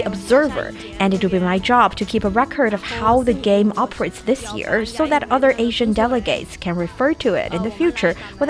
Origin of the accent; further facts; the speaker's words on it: India; now in Hangzhou, China; from India. I'm a fifth-year medical student. I self-studied Arabic and I speak several other languages as well.